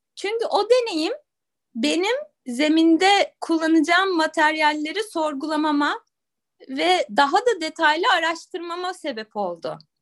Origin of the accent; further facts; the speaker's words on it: İzmir, Turkey; also born or lived in Istanbul / United States; doğduğum yer İzmir'e döndüm.